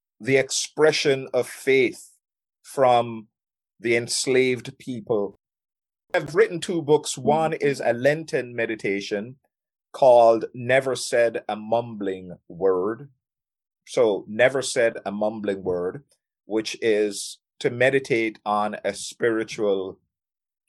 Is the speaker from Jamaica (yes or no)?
yes; Jamaica; I'm from Jamaica